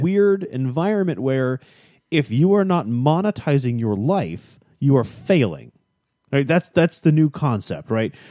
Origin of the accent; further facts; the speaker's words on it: Chicago, Illinois, United States; moved away; I grew up in Chicago